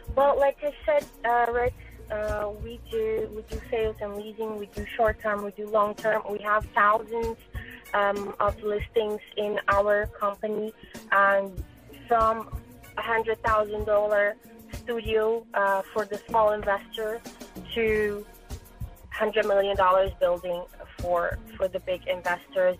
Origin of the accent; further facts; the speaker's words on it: Brazil; moved away as an adult; I'm originally from Brazil, uh, born and grown in Brazil.